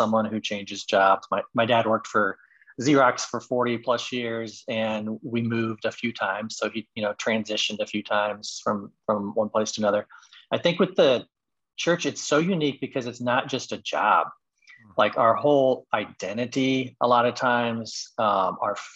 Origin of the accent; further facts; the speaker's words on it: Midwest, United States; also born or lived in Texas / Indiana; now in Chicago, United States; I grew up in the Midwest. Back here now